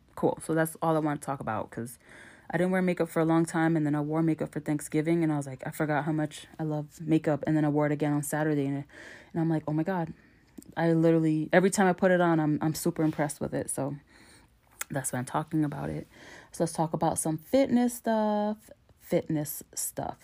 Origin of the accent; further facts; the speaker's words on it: New York, United States; I'm from New York